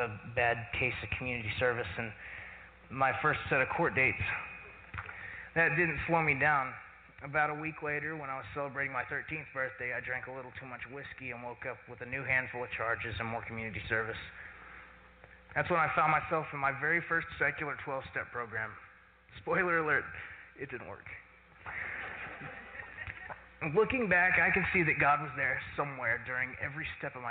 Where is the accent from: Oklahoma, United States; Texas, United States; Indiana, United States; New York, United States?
Oklahoma, United States; Claremore; I was born in Claremore and grew up in one of those normal American middle-class Christian families